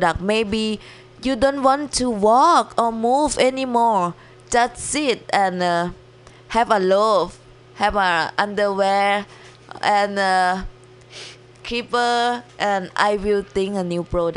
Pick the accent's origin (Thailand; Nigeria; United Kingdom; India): Thailand; English is a second language; moved away as an adult; now in San Francisco, United States; in Thailand, I always wear short. It's sunny and hot.